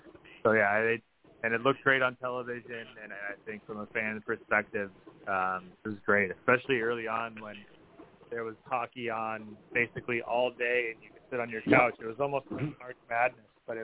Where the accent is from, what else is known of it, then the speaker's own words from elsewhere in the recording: Chicago, Illinois, United States; also born or lived in Madison, Wisconsin; I was born in Madison, Wisconsin, and grew up in the greater Chicago area.